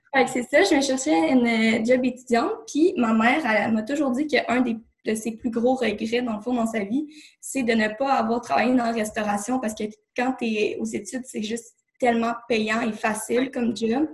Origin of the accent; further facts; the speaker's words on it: Laval, Quebec, Canada; moved away as an adult; now in Saint-Jérôme, Canada; je suis née à Laval. Euh, j'ai toujours euh, habité là avec mes parents. tout récemment, j'ai déménagé à Saint-Jérôme, dans les Laurentides.